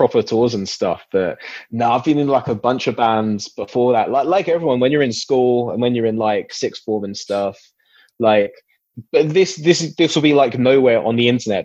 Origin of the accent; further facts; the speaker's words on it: Essex, East of England, United Kingdom; I grew up in Essex, near Lakeside